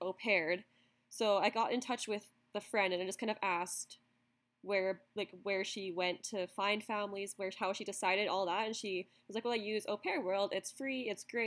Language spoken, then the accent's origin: English; Russell, Manitoba, Canada; also born or lived in Australia / Guatemala / Scotland; I'm from Canada.